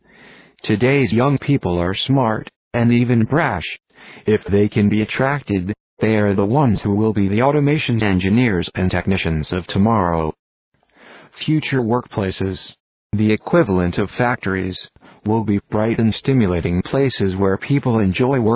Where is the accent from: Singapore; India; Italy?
India; now in United States; I was now seeing my hometown with foreign eyes.